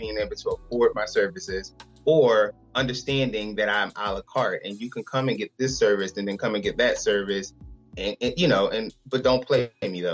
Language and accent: English; Philadelphia, Pennsylvania, United States; I'm from Philadelphia